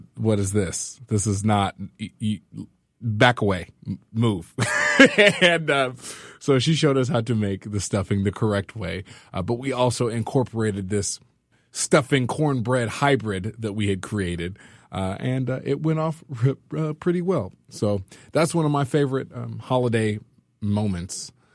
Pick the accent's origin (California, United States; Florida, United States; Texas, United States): California, United States; now in Lexington, United States; I'm originally from California